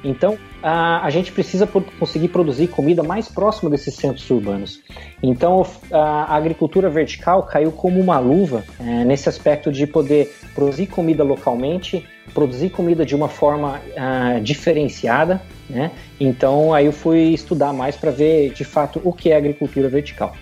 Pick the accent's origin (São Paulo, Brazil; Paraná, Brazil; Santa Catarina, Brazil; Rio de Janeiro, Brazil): Paraná, Brazil; Castro; eu sou natural do Paraná, eh, sou de Castro, Paraná mais precisamente de Castrolanda, na colônia holandesa